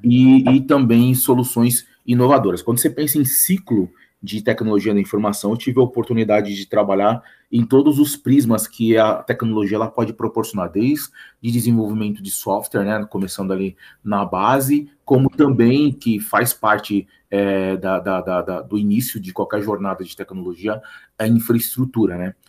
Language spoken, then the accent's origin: Portuguese; São Paulo, Brazil; quitanda do bairro que eu nasci, né? Sou da Moca